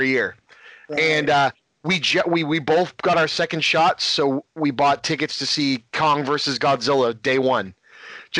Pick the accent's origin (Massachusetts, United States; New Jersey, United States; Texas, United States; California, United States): Massachusetts, United States; Lynn; I'm from Lynn, Mass, right on the North Shore, right on the water, in Massachusetts